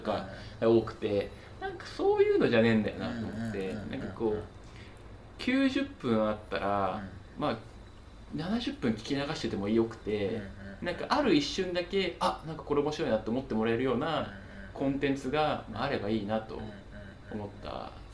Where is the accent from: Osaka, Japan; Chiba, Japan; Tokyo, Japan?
Tokyo, Japan; 東京育ち、